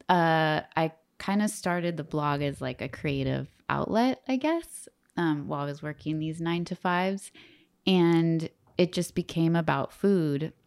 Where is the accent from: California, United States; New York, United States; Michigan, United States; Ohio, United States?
California, United States; Bay Area; also born or lived in Merida, Yucatan; I'm from the Bay Area, and so I moved back to the Bay Area